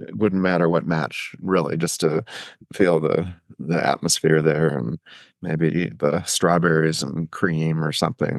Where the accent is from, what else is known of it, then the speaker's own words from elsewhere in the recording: Eugene, Oregon, United States; I grew up in Eugene, Oregon